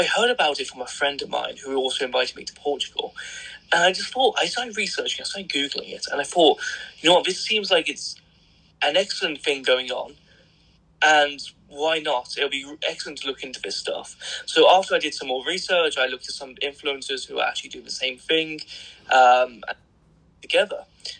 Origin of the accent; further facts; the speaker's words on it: Birmingham, West Midlands, United Kingdom; accent: Birmingham; when I get really pissed off or angry and start shouting, which is very rare, the Birmingham accent does come out.